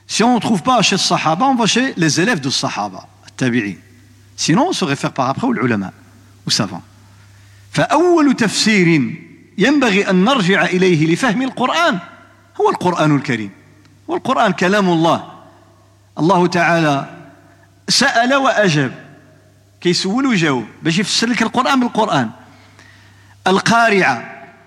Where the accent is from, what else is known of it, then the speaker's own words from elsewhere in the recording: Morocco; عندنا في المغرب